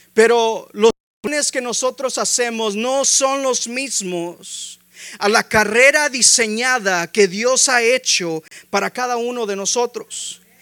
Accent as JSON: {"language": "Spanish", "country": "Mexico", "said": "Somos hispanos, somos mexicanos"}